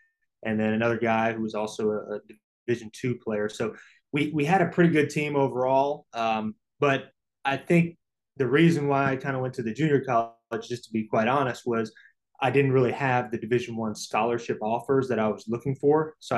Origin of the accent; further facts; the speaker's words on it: Broward County, South Florida, United States; also born or lived in Ohio; growing up in the Broward County, Miami-Dade area, a lot of good talent down there.